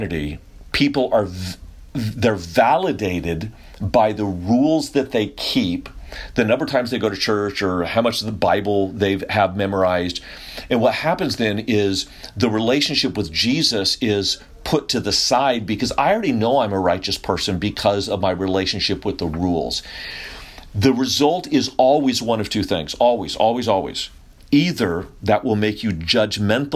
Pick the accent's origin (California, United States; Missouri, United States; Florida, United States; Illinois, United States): California, United States; Sacramento; moved away; also born or lived in San Antonio, Texas; I grew up over in California, a little north of you, Sacramento, the old cow town.